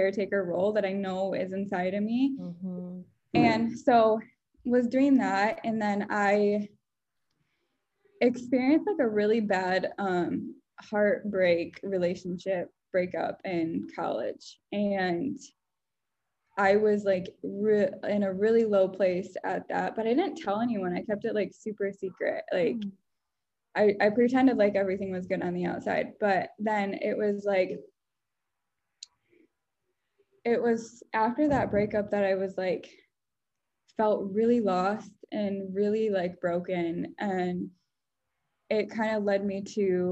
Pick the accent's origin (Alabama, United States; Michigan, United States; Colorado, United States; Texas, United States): Michigan, United States; West; growing up in West Michigan